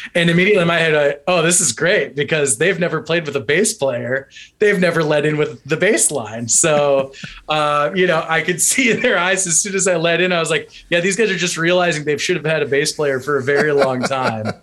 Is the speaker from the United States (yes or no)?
yes; North Central Ohio, United States; moved away; also born or lived in Cincinnati, Ohio; I'm from North Central Ohio, much closer to like Cleveland